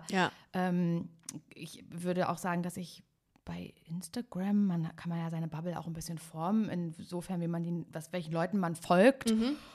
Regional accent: East Germany, Germany; Und bei mir ist ja auch noch, das kommt ja dazu, dass ich komme ja aus Ostdeutschland ja.

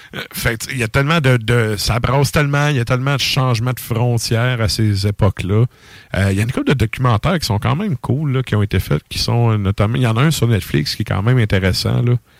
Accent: Quebec, Canada; en tant que Québécois ici

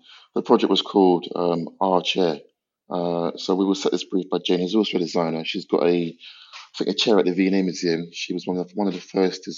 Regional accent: London, United Kingdom; I grew up in North London, in Islington.

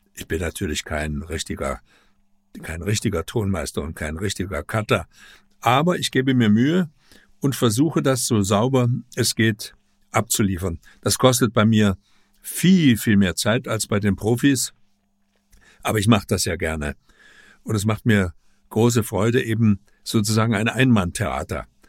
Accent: Leipzig, Saxony, Germany; ich stamme ja aus Leipzig, aus der DDR

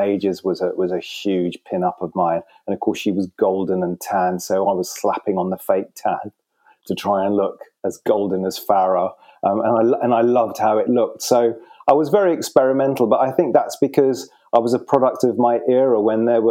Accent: London, United Kingdom; now in Norfolk, United Kingdom; growing up just off the King's Road near Sloane Square

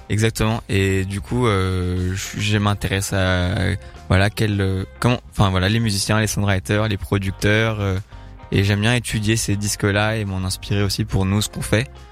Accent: Paris, Île-de-France, France; moved away as an adult; now in Bordeaux, France; J'ai grandi à Paris. Ouais. Euh, et j'ai déménagé à Bordeaux il y a deux ans

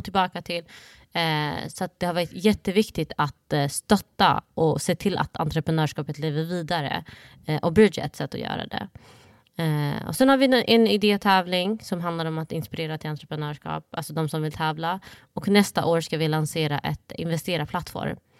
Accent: Sweden; Swedish is a second language; jag kom till Sverige när jag var sju, sju år

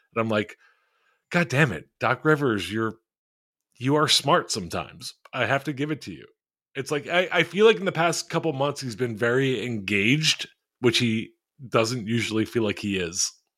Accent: Philadelphia, Pennsylvania, United States; I am in a Philly group chat with a, a bunch of people I grew up with in Philly

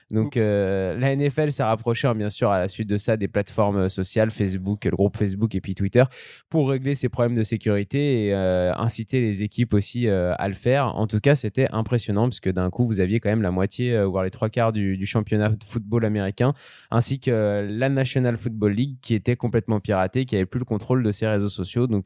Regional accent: Auvergne-Rhône-Alpes, France; en tant que savoyard, on est plutôt content.

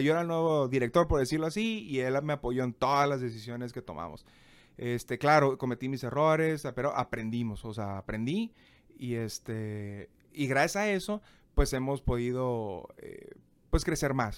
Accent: Tijuana, Baja California, Mexico; moved away as an adult; also born or lived in Monterrey; tengo que regresar a mi ciudad natal.

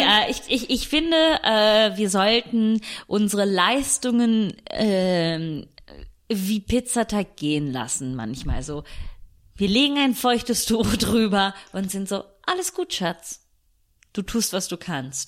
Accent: Italy; now in Germany; als Italienerin

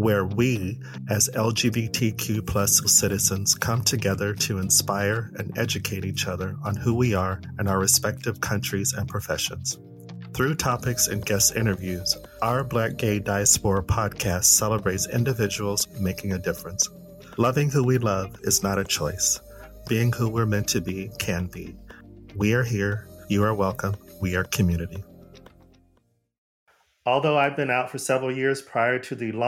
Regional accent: Arizona, United States; moved away; also born or lived in Los Angeles, United States; I'm not from L.A. I'm from Arizona, but I was living in L.A. for a long time

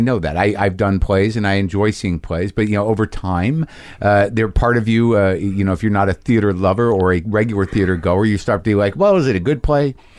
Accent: United States; as an American person

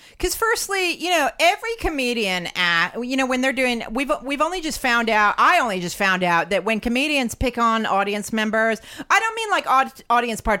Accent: Lethbridge, Alberta, Canada; I'm from I'm from Lethbridge, Alberta.

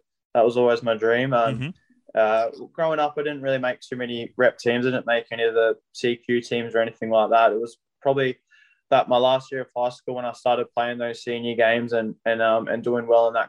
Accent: Emerald, Queensland, Australia; love my time growing up in Emerald

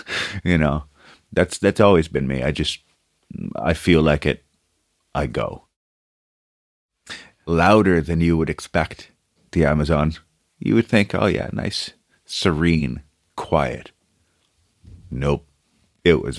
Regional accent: New York City, New York, United States; English is a second language; moved away as an adult; also born or lived in Brazil / Manhattan; now in Ireland; I grew up in Brooklyn. That's where home really was

